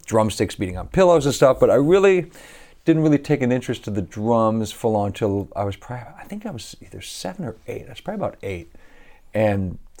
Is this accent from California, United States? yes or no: yes; Anaheim, California, United States; also born or lived in Long Beach; I grew up near Anaheim because my dad conducted the big band.